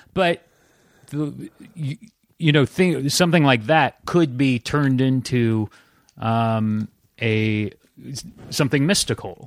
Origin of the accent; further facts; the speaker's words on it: Santa Cruz, California, United States; Santa Cruz, California.